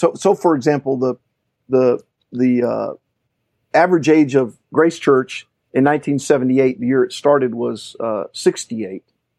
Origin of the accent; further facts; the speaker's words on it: Orlando, Florida, United States; also born or lived in Puerto Rico; And so we moved in the early 70s to Orlando. And grew up